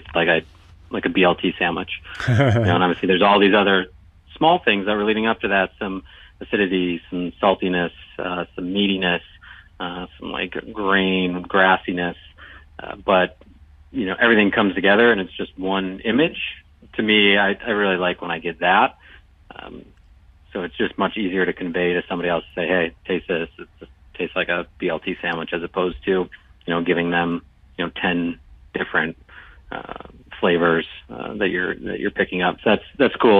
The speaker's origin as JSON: {"language": "English", "town": "Buffalo", "region": "New York", "country": "United States", "said": "I'm from Buffalo"}